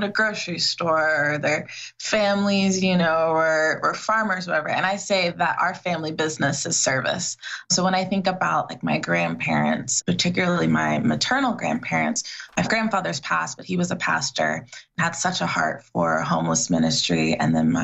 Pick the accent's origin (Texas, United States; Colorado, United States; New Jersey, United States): Texas, United States; Austin; also born or lived in Massachusetts; we're born and raised in Austin